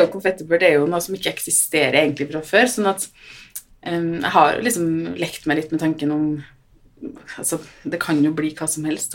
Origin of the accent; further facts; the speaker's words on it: Trøndelag, Norway; jeg er jo fra Trøndelag, så jeg har jo hytte på Hitra